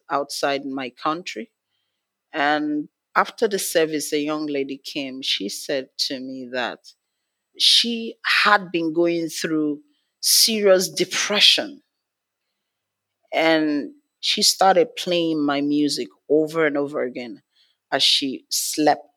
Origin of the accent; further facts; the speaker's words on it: Nigeria; I'm from Nigeria, from Africa.